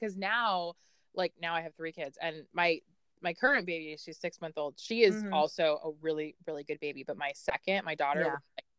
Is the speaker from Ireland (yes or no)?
yes; Ireland; Oh, I'm from Ireland, but shout out to Irish.